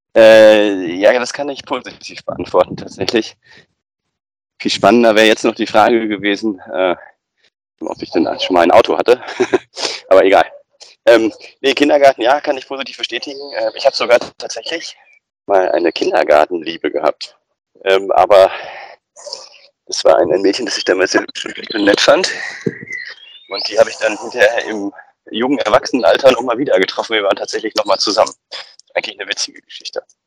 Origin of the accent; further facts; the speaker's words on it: Bochum, North Rhine-Westphalia, Germany; meine Heimatstadt Bochum